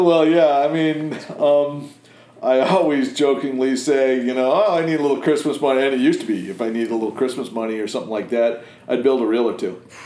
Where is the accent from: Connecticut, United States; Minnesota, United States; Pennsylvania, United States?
Connecticut, United States; moved away as an adult; also born or lived in Maine; now in Biddeford, United States; I grew up in Connecticut